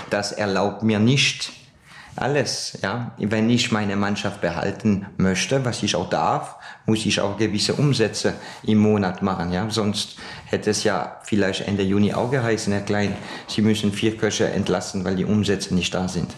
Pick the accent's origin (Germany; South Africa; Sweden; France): France; now in Austria; ich bin ja ein gebürtiger Franzos